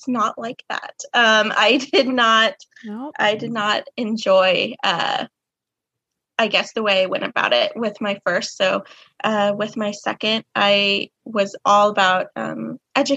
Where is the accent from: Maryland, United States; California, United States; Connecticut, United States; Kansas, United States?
Kansas, United States; I am from Kansas